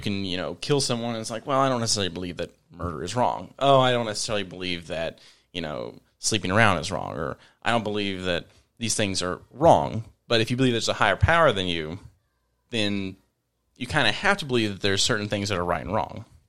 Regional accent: Virginia, United States; moved away as an adult; also born or lived in Northern Kentucky; now in Kentucky, United States; I'm originally from Virginia. Uh, moved up here in 2015

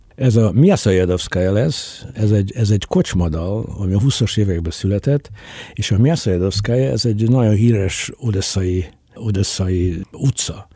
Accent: Mukachevo, Zakarpattia Oblast, Ukraine; Kárpátán születtem, munkáson születtem

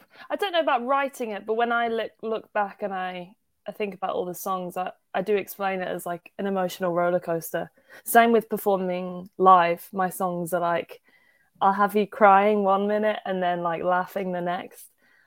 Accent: Birmingham, West Midlands, United Kingdom; accent: Birmingham; No one really goes for Birmingham, which is weird. I think sometimes my accent comes out in certain words in certain songs.

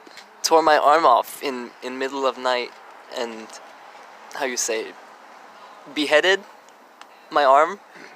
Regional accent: Piana, Corsica, France; English is a second language; I am from Piana, France

